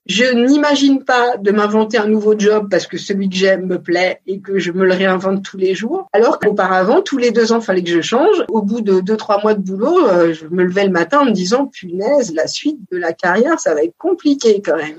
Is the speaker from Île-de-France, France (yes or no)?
yes; Paris region, Île-de-France, France; born or raised there; also born or lived in Montpellier